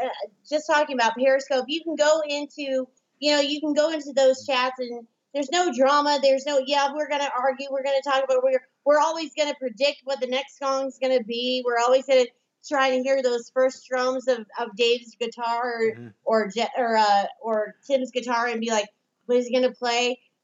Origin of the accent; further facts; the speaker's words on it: Midwest, United States; also born or lived in Florida; And I was actually born in Florida and lived in the Midwest, went to high school and college in the Midwest and moved back to Florida.